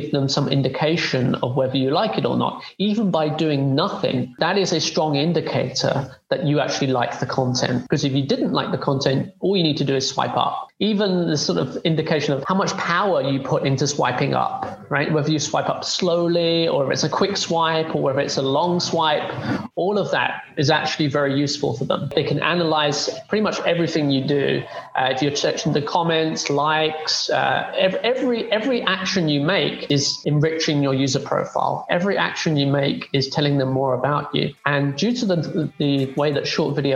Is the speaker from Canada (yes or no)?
no; London, United Kingdom; moved away as an adult; also born or lived in Southampton; now in China; I'm from London in the UK